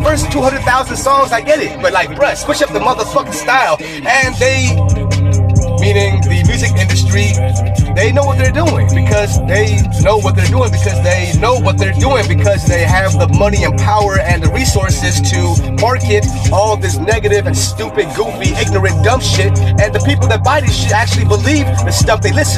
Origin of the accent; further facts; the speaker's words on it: West Coast, United States; I grew up on the West Coast